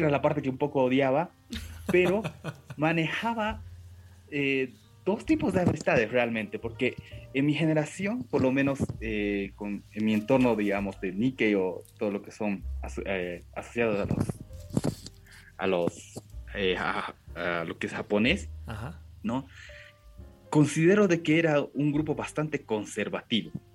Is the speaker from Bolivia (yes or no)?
yes; Bolivia; first language Japanese; Spanish is a second language; yo nací acá en Bolivia, ¿no? Eh, ambos, eh, mi, padre y mi madre son japoneses. Y lo que pasa es que yo aprendí, creo, antes el japonés que el castellano